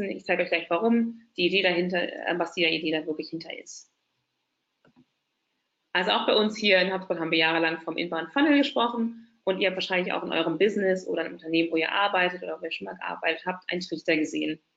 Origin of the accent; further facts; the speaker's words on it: Berlin, Germany; ich bin waschechte Berlinerin. Warum sage ich das? Ähm, von uns gibt es nicht mehr so viele, vor allem in Berlin. Wird immer gefragt, ach, du kommst aus Berlin? Ja, Tatsache. Hier geboren, hier aufgewachsen, also eine richtige Berlinerin.